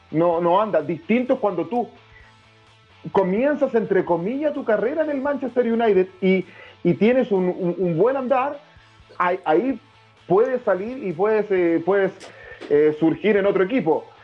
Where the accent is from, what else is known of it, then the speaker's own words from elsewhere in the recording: Chile; como chileno, como chileno